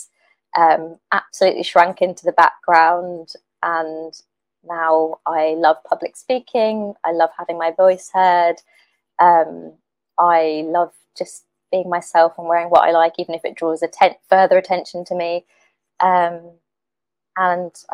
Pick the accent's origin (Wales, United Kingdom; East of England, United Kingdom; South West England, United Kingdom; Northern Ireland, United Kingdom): East of England, United Kingdom; Suffolk; also born or lived in Ipswich; where I grew up. It was a very white, tiny village in Suffolk